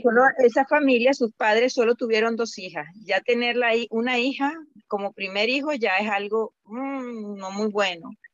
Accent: Venezuela; now in Indianapolis, United States; yo soy venezolana

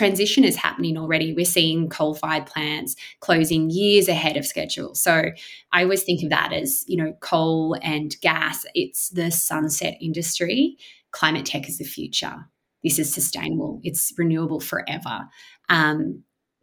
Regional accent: Newcastle, New South Wales, Australia; I grew up in Newcastle, Warbikal land

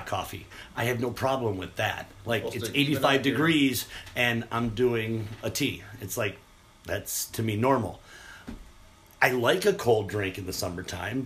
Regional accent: Hamburg, New York, United States; I grew up in the village of Hamburg

